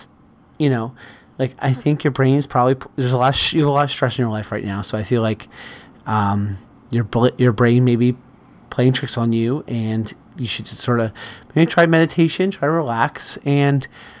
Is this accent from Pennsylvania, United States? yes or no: yes; Easton, Pennsylvania, United States; Okay, so we're from Easton. We're at the country fair. And they have a lot of country fairs in, like, Bucks County, Berks County, Lehigh County.